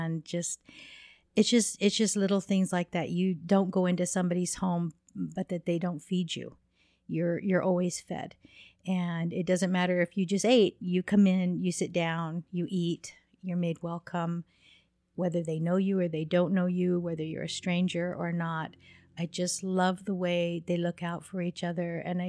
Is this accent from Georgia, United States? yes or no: no; Alpine, Utah, United States; also born or lived in Laguna Pueblo; I'm from Alpine, Utah.